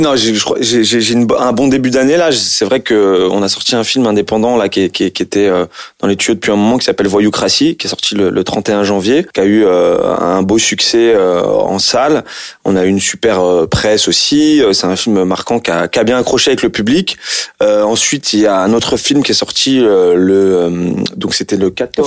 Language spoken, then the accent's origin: French; France; je suis d'origine algérienne. Et puis, en plus, j'ai grandi en France, je suis né en France